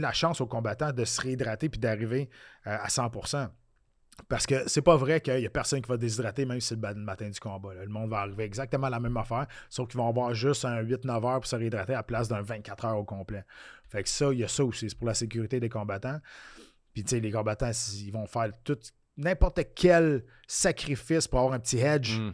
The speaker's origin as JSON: {"language": "French", "town": "Quebec City", "region": "Quebec", "country": "Canada", "said": "moi je viens de Québec"}